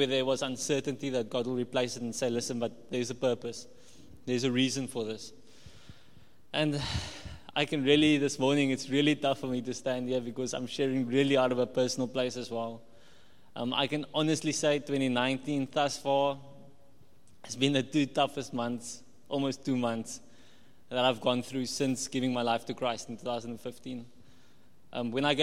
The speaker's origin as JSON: {"language": "English", "town": "Walvis Bay", "region": "Erongo", "country": "Namibia", "tie": "born or raised there", "also_born_or_lived": "Cape Town, South Africa / Paarl, South Africa / Potchefstroom, South Africa", "said": "I'm from Wolfish Bay. I grew up in Wolfish Bay"}